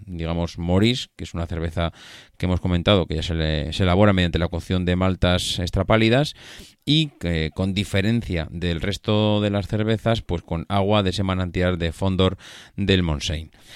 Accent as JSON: {"language": "Spanish", "region": "La Rioja", "country": "Spain", "said": "mi tierra, de La Rioja"}